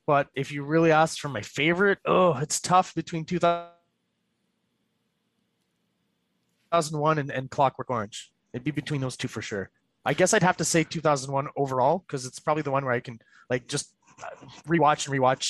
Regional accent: Quebec, Canada; I'm from Quebec and it's a French province

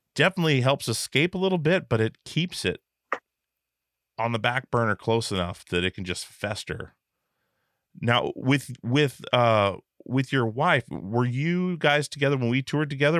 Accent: Alaska, United States; I'm from Alaska, so, like, running into bears was a regular thing

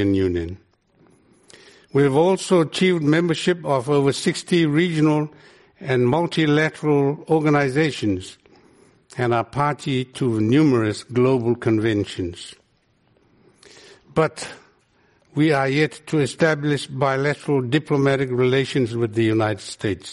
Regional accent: Cook Islands; we're from the Cook Islands.

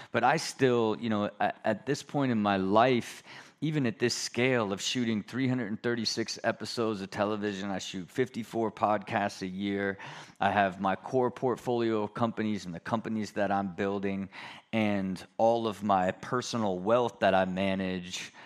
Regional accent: Ohio, United States; moved away; I'm a skateboarder from Ohio

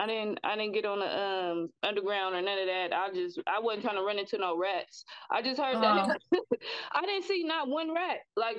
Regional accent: San Francisco, California, United States; I am from San Francisco, California, from Hunters Point, from the city, born and raised out here. I'm a San Francisco native. It's a lot of culture out here. So, you know, I'm still out here in the Bay living.

